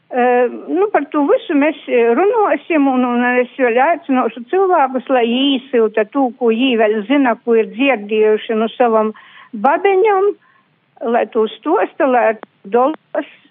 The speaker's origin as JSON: {"language": "Latvian", "country": "Latvia", "said": "ka mēs esam latvieši"}